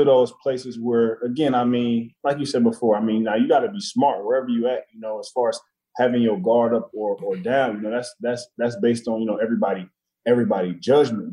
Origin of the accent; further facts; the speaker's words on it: Detroit, Michigan, United States; moved away as an adult; also born or lived in Chicago; Growing up in Detroit